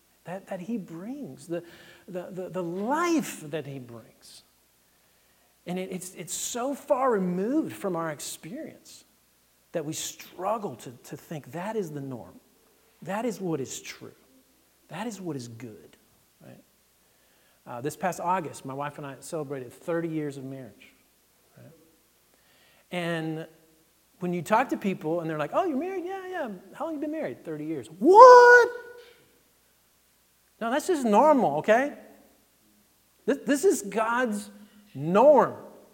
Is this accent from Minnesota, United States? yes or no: no; Texas, United States; My experience was I came from Texas, where it's 100 degrees in the fall, and you've got a few trees, but not a lot. And then we moved to Massachusetts in the first fall.